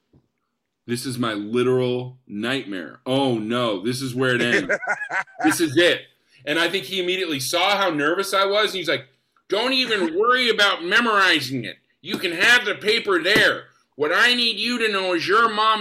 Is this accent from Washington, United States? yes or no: yes; Spokane, Washington, United States; moved away; I'm from Spokane